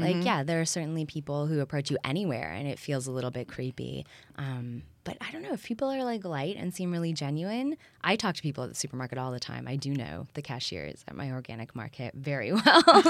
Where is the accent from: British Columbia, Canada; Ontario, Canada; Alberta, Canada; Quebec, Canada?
Ontario, Canada; Waterloo; also born or lived in Toronto / Berlin; now in Los Angeles, United States; I'm from Waterloo. I spent 15 years in Toronto and did my master's in Berlin.